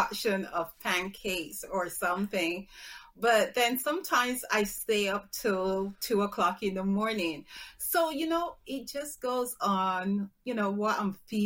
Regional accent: Barbados; I'm from the Caribbean, so Barbados

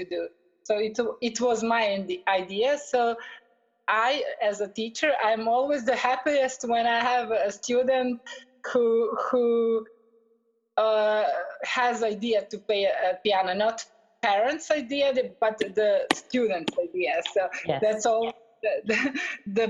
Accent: Belgrade, Serbia; I am from Belgrade, from Serbia.

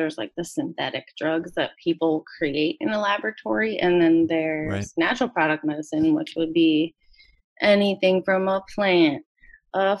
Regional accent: Harford County, Maryland, United States; I was born and raised in Harford County, Maryland, which is the county to the northeast of Baltimore County

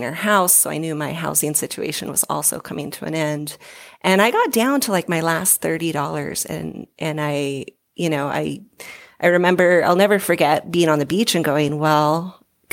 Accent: Southern Oregon coast, United States; moved away as an adult; also born or lived in Hawaii; now in Colorado, United States; I'm from the Southern Oregon coast, a really small town. Almost all my family still lives there

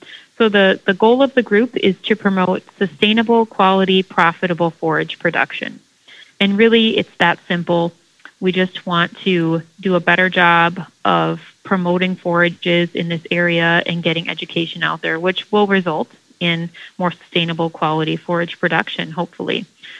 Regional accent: Baltic, South Dakota, United States; I'm actually from Baltic. So I grew up on a farm just west of Baltic.

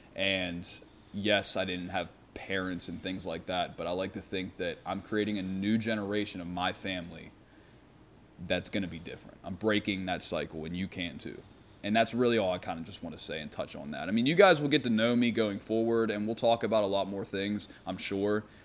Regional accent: Pittsburgh, Pennsylvania, United States; I grew up in Carrick with Nate

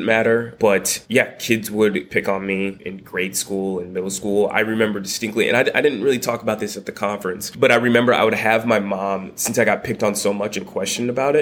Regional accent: Peoria, Illinois, United States; I was born in Peoria, Illinois, small little Midwest town

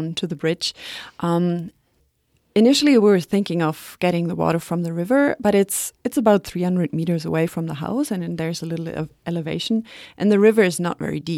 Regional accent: Atlin, British Columbia, Canada; I'm from Atlin

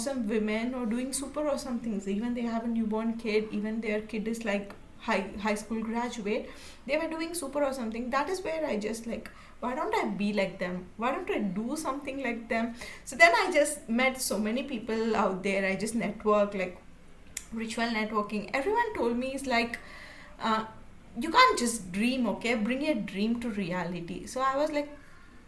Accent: India; So I'm from India

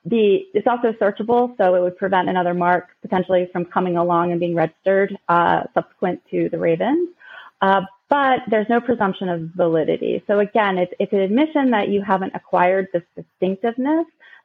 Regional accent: Baltimore, Maryland, United States; Yes, I'm from Baltimore.

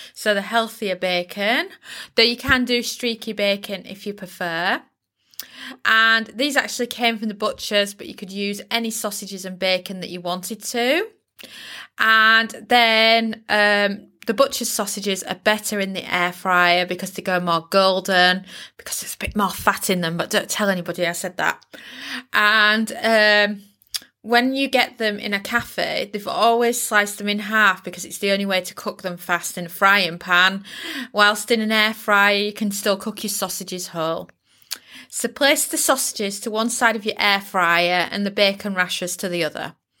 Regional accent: United Kingdom; I'm British

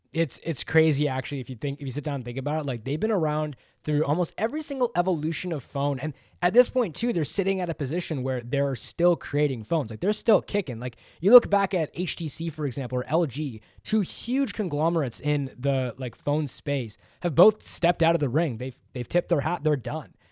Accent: Canada; I'm Canadian.

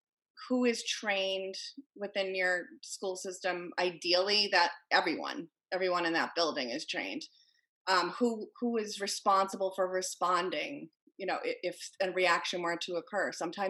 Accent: Connecticut, United States; You know, I come from Connecticut where there were school shootings.

